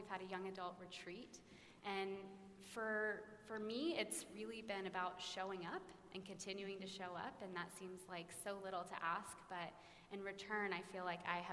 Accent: Dallas, Texas, United States; I grew up in Preston Hollow Presbyterian Church

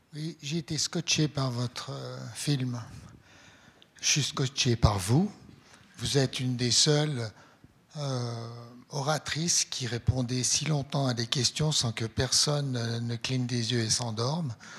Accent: Switzerland; je suis blanc, euh, je suis suisse

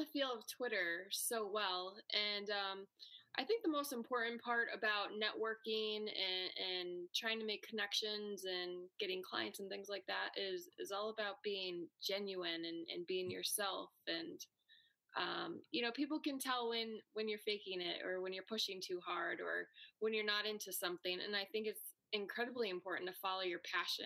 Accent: Syracuse, New York, United States; I was born and raised in Syracuse, right in the city.

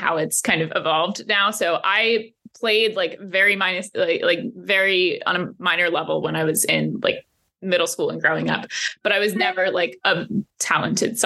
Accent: New Jersey, United States; moved away as an adult; also born or lived in Chicago; now in Washington, D.C., United States; I grew up in New Jersey

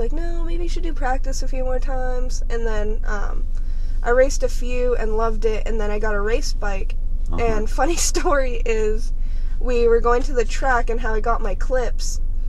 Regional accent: Huntington, United States; also born or lived in Georgia; I'm from Huntington. I've lived there almost all my life.

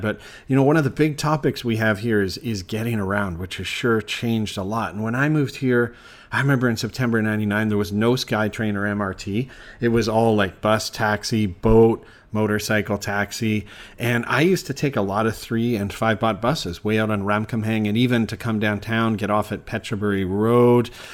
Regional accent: Canada; now in Bangkok, Thailand; being Canadian

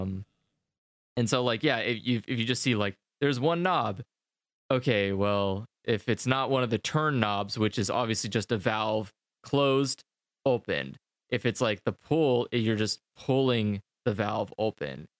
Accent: United States; moved away; as an American

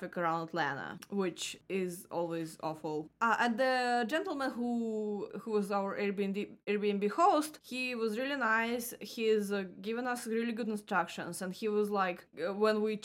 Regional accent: Russia; moved away as an adult; now in Florida, United States; since I left Russia

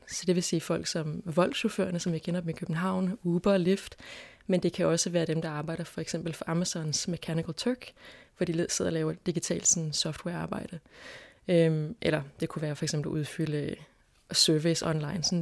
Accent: Indonesia; Jamen, jeg er vokset op i Indonesien gennem 90'erne.

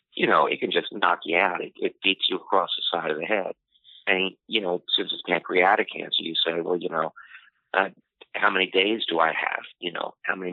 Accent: Washington, District of Columbia, United States; I'm from Washington, D.C.

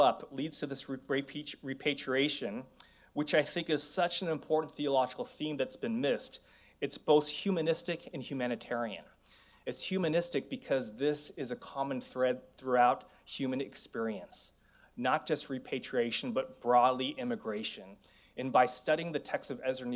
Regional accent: San Francisco, California, United States; moved away as an adult; also born or lived in Korea; growing up in the San Francisco Bay Area, I was one of three Asians in my elementary school

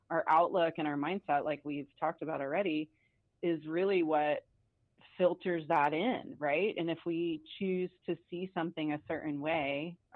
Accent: Atlanta, Georgia, United States; now in Bend, United States; So I grew up in Atlanta, and I moved here in 1997

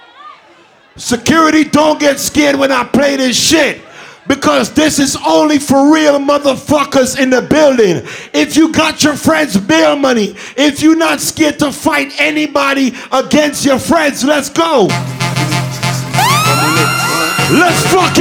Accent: New York City, New York, United States; I'm from Flatbush, Brooklyn.

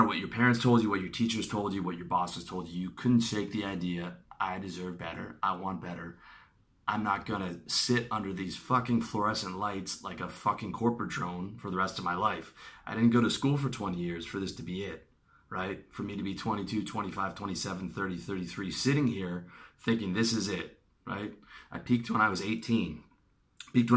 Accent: Canada; I'm from Canada

